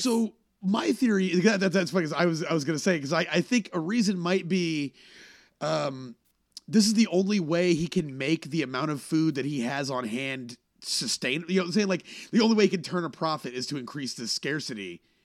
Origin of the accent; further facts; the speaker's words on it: Texas, United States; moved away as an adult; also born or lived in Boston; when I first flew back to, back to Texas, I did a show at my hometown